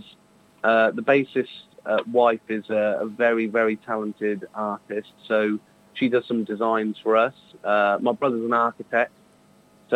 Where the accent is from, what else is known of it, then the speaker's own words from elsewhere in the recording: Northamptonshire, East Midlands, United Kingdom; we've got a hometown show, which is one of our favourite venues. We're from from Northamptonshire